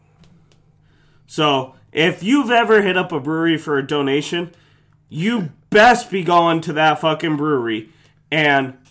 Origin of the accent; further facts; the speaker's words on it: North Idaho, United States; I'm from North Idaho